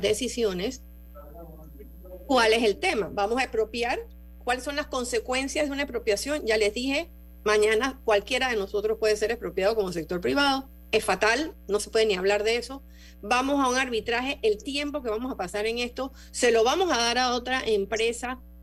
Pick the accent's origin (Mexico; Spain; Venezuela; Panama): Panama; yo aquí me pongo como panameña